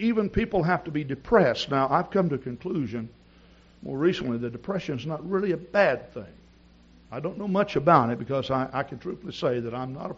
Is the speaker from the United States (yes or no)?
yes; East Texas, United States; moved away; also born or lived in Wisconsin; I grew up in East Texas